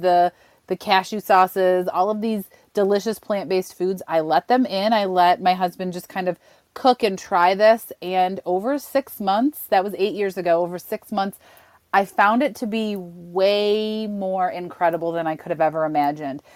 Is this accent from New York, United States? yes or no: yes; Western New York, United States; I grew up in Western New York, home of the buffalo wing.